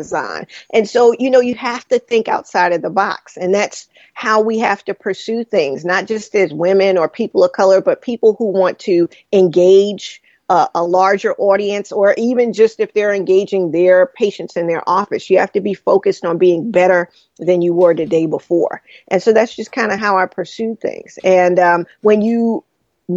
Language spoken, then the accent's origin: English; New York City, New York, United States; I grew up in Brooklyn